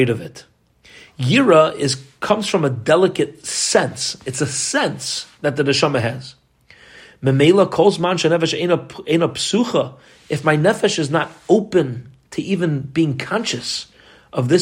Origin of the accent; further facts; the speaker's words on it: United States; as an American kid